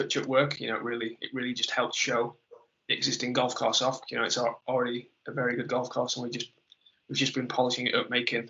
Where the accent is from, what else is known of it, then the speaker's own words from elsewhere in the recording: Kendal, North West England, United Kingdom; close to where I grew up in Kendal.